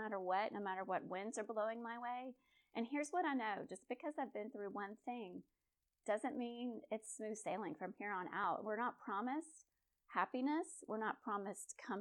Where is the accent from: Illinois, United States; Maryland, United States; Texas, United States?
Texas, United States; Conroe; I'm a gal from Conroe, Texas. I was Miss Cut and Shoot